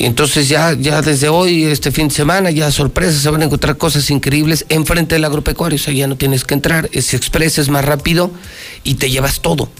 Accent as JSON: {"language": "Spanish", "country": "Mexico", "said": "soy mexicano"}